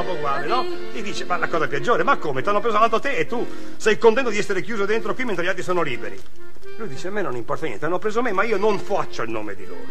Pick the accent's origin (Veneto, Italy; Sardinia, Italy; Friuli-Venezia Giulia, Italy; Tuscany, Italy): Friuli-Venezia Giulia, Italy; Trieste; now in Milan, Italy